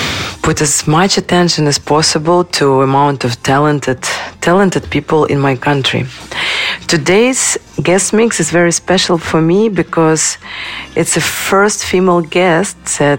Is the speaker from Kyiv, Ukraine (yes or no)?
yes; Kyiv, Ukraine; I'm from Kyiv, Ukraine, the capital of brave people.